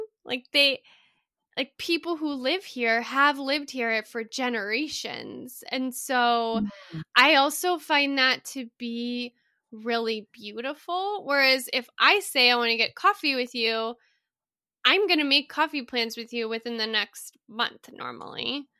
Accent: Texas, United States; born there; also born or lived in Colorado; I was born in Texas and then I lived in Colorado.

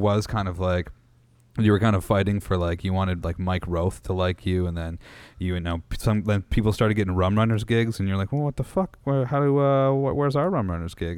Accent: Meaford, Ontario, Canada; I grew up in Meaford, Ontario.

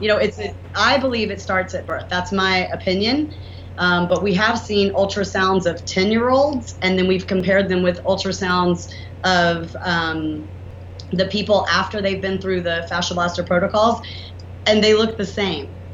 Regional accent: the South, United States; accent: southern; my southern accent

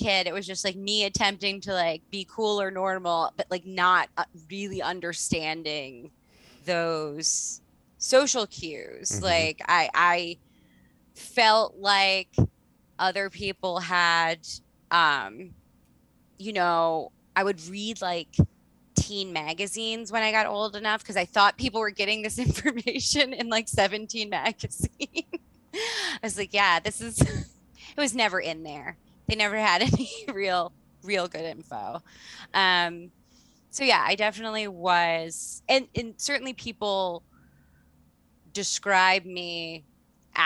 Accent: Baltimore, Maryland, United States; also born or lived in Canada; So when I started going to school, I still had a pretty distinctive Canadian accent. I was going to school in Baltimore City

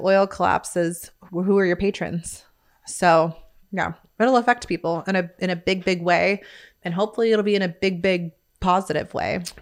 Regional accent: Bakersfield, California, United States; moved away as an adult; now in Midland, United States; Born and raised, uh, Midland, California, Bakersfield

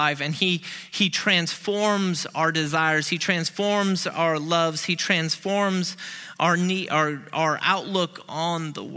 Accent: Peoria, Illinois, United States; moved away as an adult; now in Memphis, United States; Peoria, to my hometown

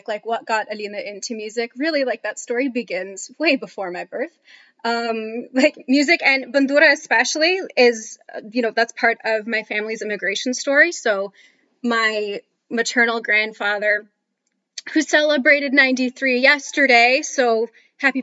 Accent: Connecticut, United States; now in Toronto, Canada; I grew up in the States, in the northeastern U.S., so in Connecticut

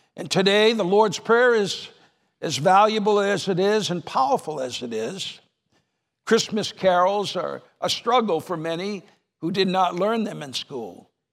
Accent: New Hampshire, United States; moved away; I was raised in New Hampshire

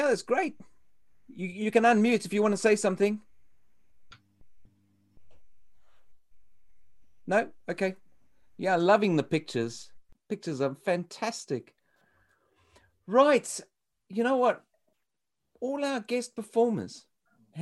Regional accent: South Africa; moved away; You would think I come all the way from South Africa.

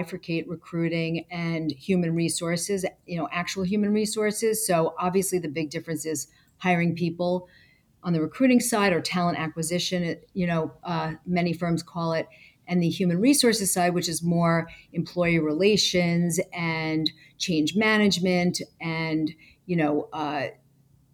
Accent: Westchester, New York, United States; I grew up in Westchester, New York

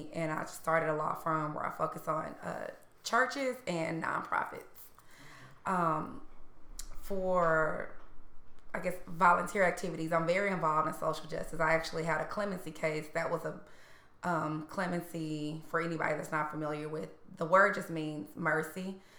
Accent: Fort Worth, Texas, United States; now in Dallas, United States; So, I'm from Fort Worth.

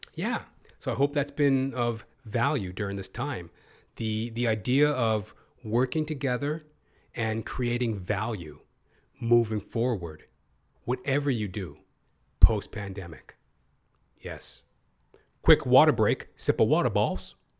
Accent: Canada; as a Canadian performer

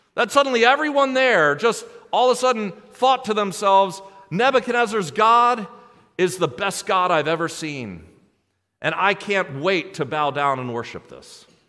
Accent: United States; American Christians

